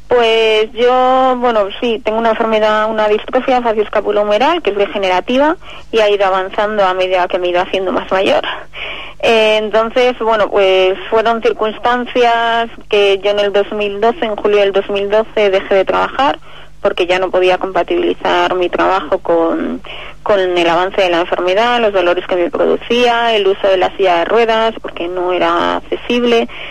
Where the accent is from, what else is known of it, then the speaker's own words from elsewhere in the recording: Gijón, Asturias, Spain; moved away as an adult; also born or lived in Madrid; now in Colmenar Viejo, Spain; totalmente afincada en Madrid, pero soy asturiana